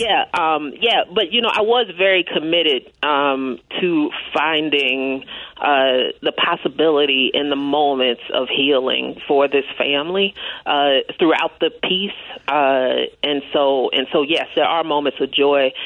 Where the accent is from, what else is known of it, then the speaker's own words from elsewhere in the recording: Kansas City, Kansas, United States; I'm from Kansas City, Kansas